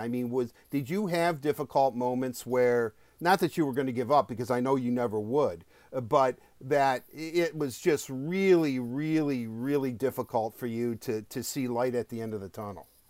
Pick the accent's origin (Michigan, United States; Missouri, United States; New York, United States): Michigan, United States; Detroit; also born or lived in Livonia, Michigan; we're both from Detroit